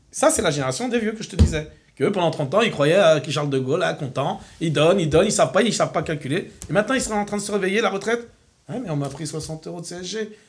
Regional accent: France; je suis un bon Français, avec les yeux bridés.

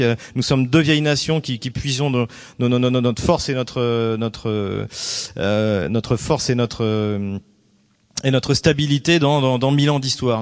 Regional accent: France; je suis français et donc de formation française, je suis même un pur produit des écoles françaises

